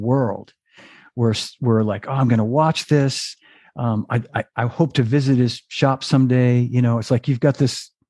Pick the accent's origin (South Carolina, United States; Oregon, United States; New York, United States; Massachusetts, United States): Massachusetts, United States; Melrose; where I grew up in Melrose